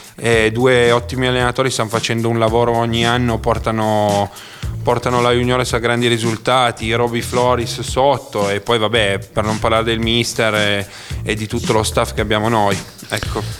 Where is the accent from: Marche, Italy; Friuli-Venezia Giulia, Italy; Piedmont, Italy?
Piedmont, Italy; Cuneo; now in Bra, Italy; adesso abito a Bra, ma appunto sono di Cuneo